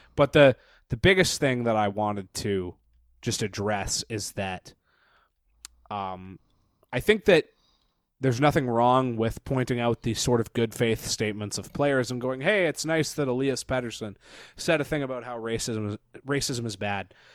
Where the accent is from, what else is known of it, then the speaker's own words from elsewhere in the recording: Parksville, British Columbia, Canada; moved away as an adult; now in Victoria, Canada; I went to high school in Parksville